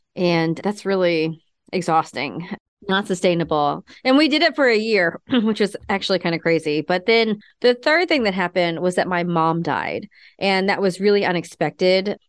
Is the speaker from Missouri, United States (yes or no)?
yes; Kansas City, Missouri, United States; moved away as an adult; also born or lived in Seattle / North Carolina; now in Missouri, United States; I grew up in Kansas City